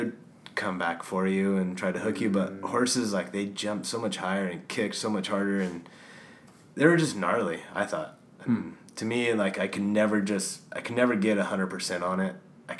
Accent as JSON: {"language": "English", "town": "Ridgecrest", "region": "California", "country": "United States", "said": "It's on the eastern side of the Sierras, a little town called Ridgecrest."}